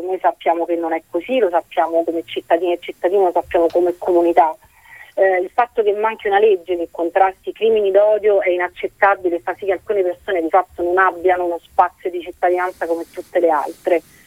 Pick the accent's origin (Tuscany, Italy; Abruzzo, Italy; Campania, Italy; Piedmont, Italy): Abruzzo, Italy; Avezzano; sono, sono di Avezzano, una città che probabilmente a tutti è molto cara